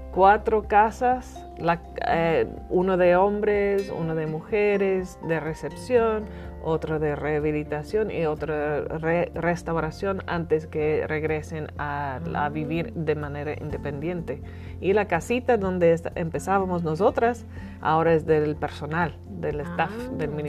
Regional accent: Northern Ireland, United Kingdom; Spanish is a second language; moved away as an adult; also born or lived in Dublin, Ireland / Chile; now in Mexico; y yo soy de Irlanda del Norte

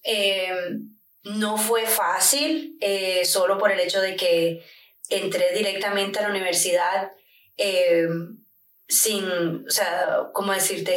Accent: Barranquilla, Atlántico, Colombia; moved away as an adult; also born or lived in New York, United States / Edinburgh, Scotland / Cowdenbeath, Scotland; now in London, United Kingdom; Yo me crié en Nueva York hasta que tenía 12 años de edad y me vine a vivir con mi padre a Colombia.

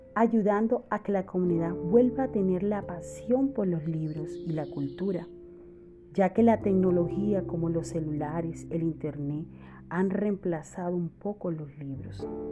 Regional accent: Valledupar, Cesar, Colombia; Soy de Valledupar, Cesar. Es una ciudad del norte de Colombia

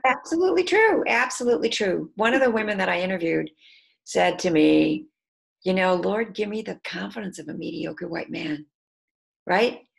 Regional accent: Detroit, Michigan, United States; moved away; I'm from Michigan, I'm from Detroit, so I didn't grow up with grits.

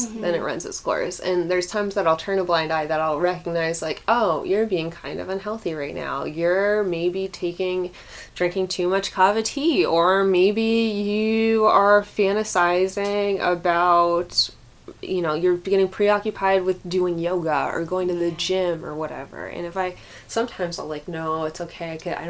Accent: Clarks Summit, Pennsylvania, United States; I think, well, and I also grew up in I grew up in Clark Summit, so mm-hmm. I had, like, friends who were very affluent.

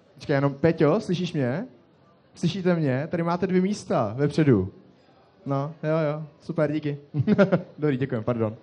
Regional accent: Most, Ústí nad Labem Region, Czechia; Já jsem z Mostu

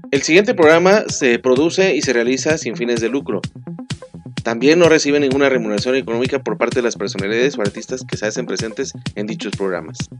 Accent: Veracruz, Mexico; moved away as an adult; also born or lived in San Luis Potosí, Mexico; regresando a Jalapa, regresando a mi estado de Veracruz, a mi terruño, a mis tierras

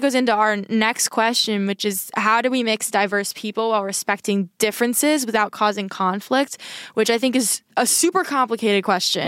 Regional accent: United States; I'm an American

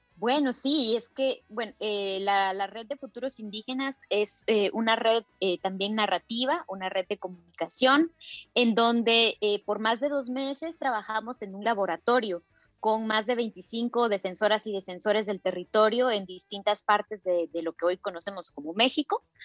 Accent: Totonicapán, Guatemala; soy maya Quiche de Totonicapán en Guatemala

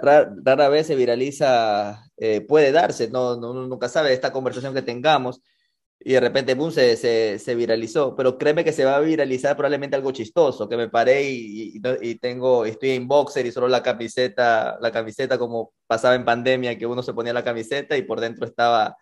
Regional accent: Ecuador; como buen latino que somos, como buen, buen ecuatoriano

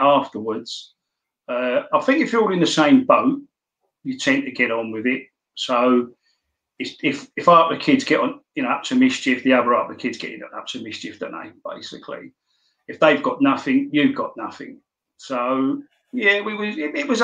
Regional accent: London, United Kingdom; I come from Kentish Town, which is in Camden

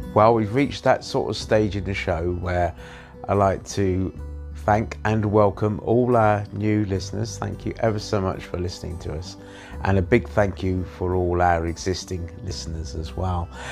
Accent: England, United Kingdom; moved away; I was born in England

